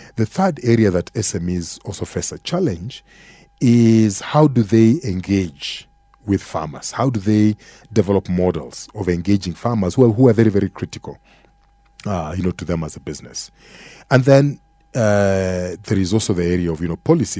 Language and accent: English; Kenya; as an African or as a Kenyan consumer